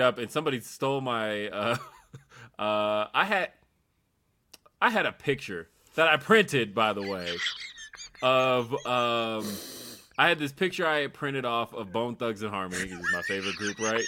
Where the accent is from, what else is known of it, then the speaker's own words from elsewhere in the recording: United States; I'm fucking American